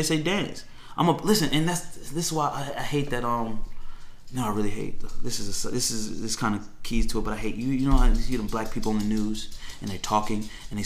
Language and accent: English; Fairfax County, Virginia, United States; I grew up in Fairfax County.